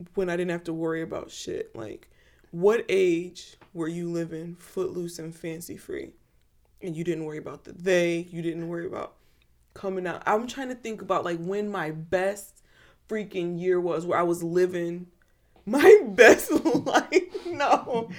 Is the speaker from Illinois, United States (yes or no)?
yes; Chicago suburbs, Illinois, United States; I grew up in the Midwest, you know, suburbs. Chicago suburbs